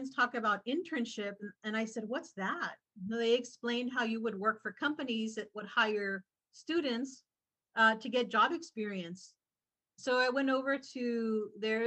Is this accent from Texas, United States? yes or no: yes; Falfurrias, Texas, United States; now in San Antonio, United States; I was born and raised in South Texas in a very small town called Falfurrias, Texas.